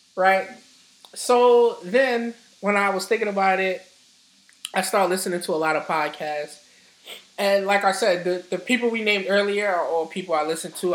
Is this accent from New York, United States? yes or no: yes; New York City, New York, United States; I'm from Harlem.